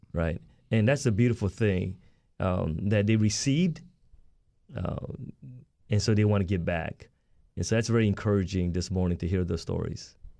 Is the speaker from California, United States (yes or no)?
yes; Southern California, United States; born or raised there; also born or lived in South Korea